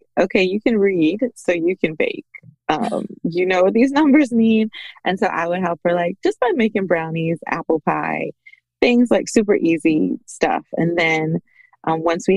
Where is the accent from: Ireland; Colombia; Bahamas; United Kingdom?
Bahamas; moved away as an adult; now in United States; I am originally from the Bahamas